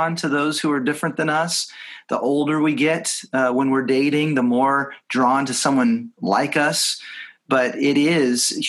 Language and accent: English; Texas, United States; moved away as an adult; also born or lived in Seattle / Los Angeles; both growing up in Texas